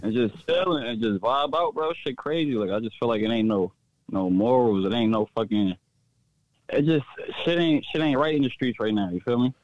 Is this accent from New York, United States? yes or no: yes; New York City, New York, United States; moved away as an adult; now in Delaware, United States; I just moved out here. I'm from Brooklyn, New York